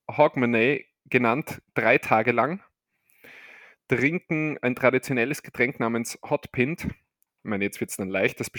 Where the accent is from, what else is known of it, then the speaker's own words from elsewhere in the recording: Argentina; gehen wir in mein Heimatland, Argentinien.